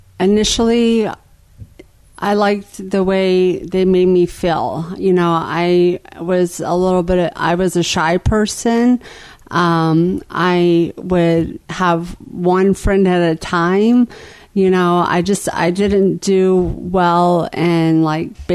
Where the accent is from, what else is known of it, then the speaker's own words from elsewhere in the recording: Jacksonville, Florida, United States; also born or lived in Lawton, Oklahoma; I was going into third grade when we moved to Jacksonville, Florida